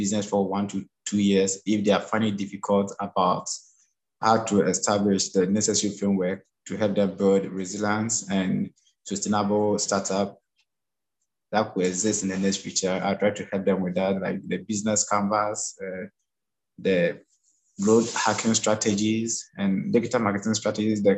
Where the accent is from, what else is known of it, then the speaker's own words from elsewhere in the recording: Ghana; now in Abu Dhabi, United Arab Emirates; I'm from Ghana, but currently I'm at Abu Dhabi here.